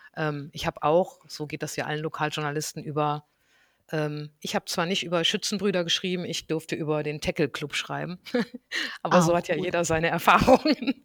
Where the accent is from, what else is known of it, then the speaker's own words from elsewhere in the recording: North Rhine-Westphalia, Germany; ich bin, ähm, ganz behütet am Niederrhein aufgewachsen